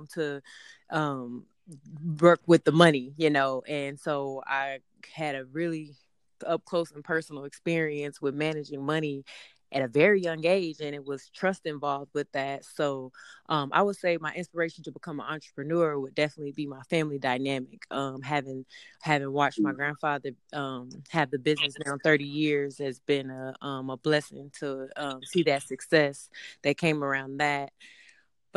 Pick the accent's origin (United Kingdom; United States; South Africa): United States; Austin, Texas; I'm from Austin, Texas, and I am working with artists in a publicist capacity out here.